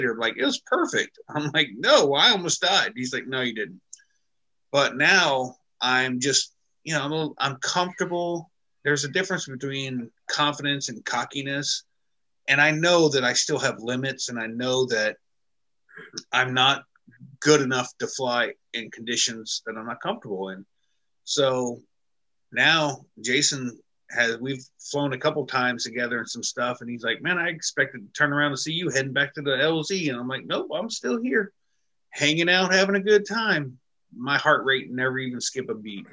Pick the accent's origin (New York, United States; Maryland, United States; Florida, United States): Florida, United States; I'm from Florida